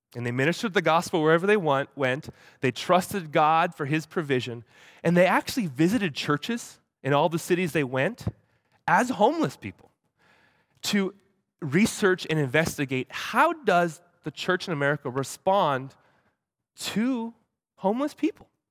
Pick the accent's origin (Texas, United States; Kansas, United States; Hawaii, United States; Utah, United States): Hawaii, United States; moved away; I grew up in Hawaii